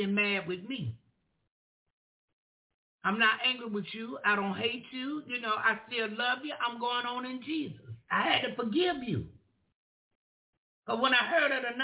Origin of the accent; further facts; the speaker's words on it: the South, United States; Y'all know I'm from the South. We say children